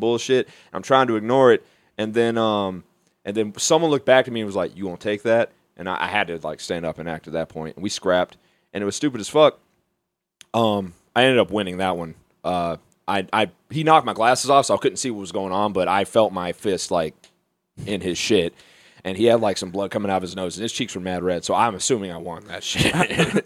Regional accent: Mobile, Alabama, United States; now in Beaver County, Pennsylvania, United States; Mobile is where I'm from

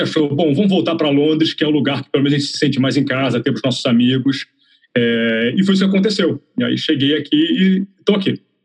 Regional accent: Rio de Janeiro, Brazil; moved away as an adult; also born or lived in São Paulo; now in London, United Kingdom; eu sou carioca

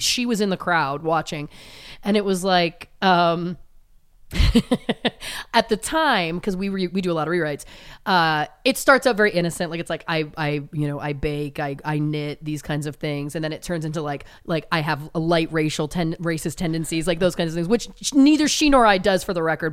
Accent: Belleville, Ontario, Canada; moved away as an adult; also born or lived in Toronto; now in Los Angeles, United States; my hometown, Belleville, Ontario, Canada

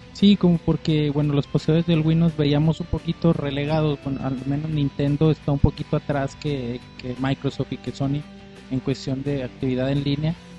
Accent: Mexico; nosotros como gamers mexicanos

